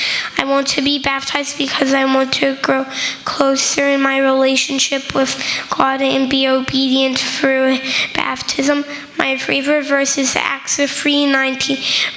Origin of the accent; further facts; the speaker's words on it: Orlando, Florida, United States; I am from Orlando, and I have been coming to Trinity Church for 2 years.